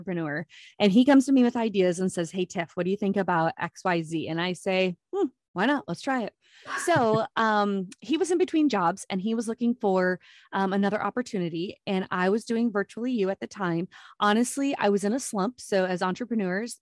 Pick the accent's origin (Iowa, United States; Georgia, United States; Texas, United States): Iowa, United States; accent: Minnesota; moved away as an adult; also born or lived in Minnesota; now in Jacksonville, United States; I'm born and raised in Iowa